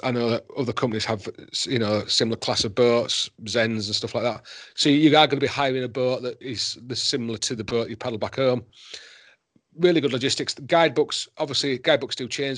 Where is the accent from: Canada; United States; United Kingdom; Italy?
United Kingdom; Yorkshire and the Humber; also born or lived in Himalayas; now in Wales, United Kingdom; I'm a Yorkshireman